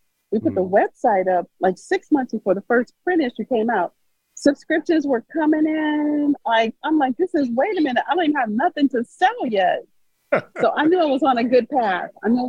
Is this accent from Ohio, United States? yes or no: yes; Youngstown, Ohio, United States; also born or lived in West Virginia; Growing up in West Virginia and in Ohio